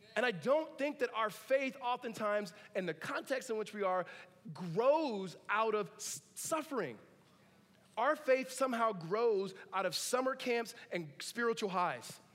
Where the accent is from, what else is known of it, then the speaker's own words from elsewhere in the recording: Southern California, United States; now in Northern California, United States; Grew up in Southern California